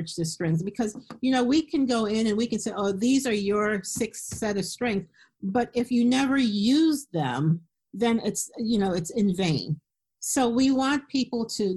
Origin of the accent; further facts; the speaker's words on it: Philadelphia, Pennsylvania, United States; moved away as an adult; now in Harrisburg, United States; I live in Harrisburg, Pennsylvania, and I grew up in Philadelphia